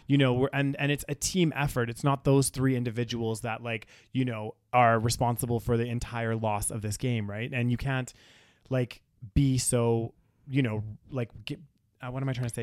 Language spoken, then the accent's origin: English; Canada